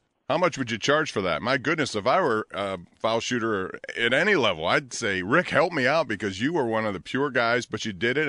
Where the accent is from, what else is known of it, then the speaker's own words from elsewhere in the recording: Aliquippa, Pennsylvania, United States; I'm from Aliquippa, Pennsylvania.